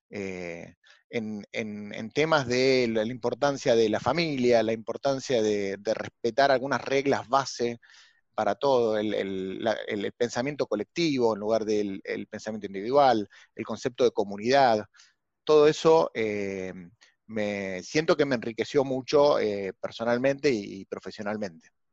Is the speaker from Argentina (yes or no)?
yes; Argentina; vengo de, como muchos argentinos, de una familia eh, con, orígenes españoles e italianos